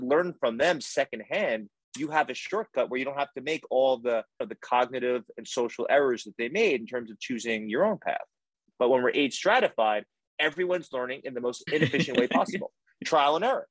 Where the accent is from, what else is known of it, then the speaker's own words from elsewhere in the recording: United States; as an American